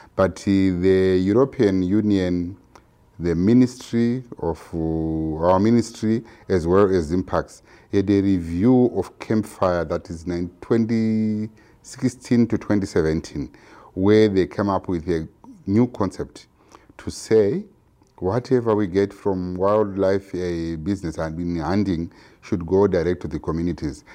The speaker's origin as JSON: {"language": "English", "country": "Zimbabwe", "said": "I'm from Zimbabwe"}